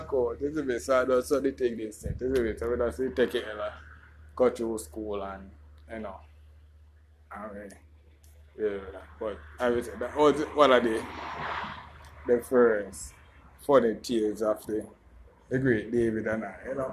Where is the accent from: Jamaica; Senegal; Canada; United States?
Jamaica; I'm from Jamaica.